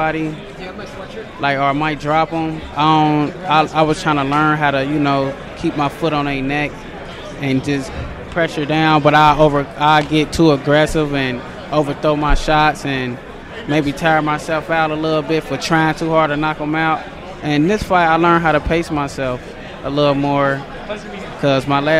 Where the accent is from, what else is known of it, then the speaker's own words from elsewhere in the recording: Cincinnati, Ohio, United States; I was training in Cincinnati first